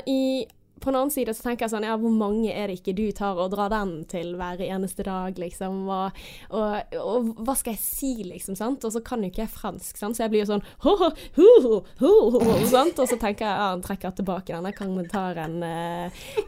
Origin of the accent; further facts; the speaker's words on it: Bergen, Vestland, Norway; Jeg er oppvokst på Landås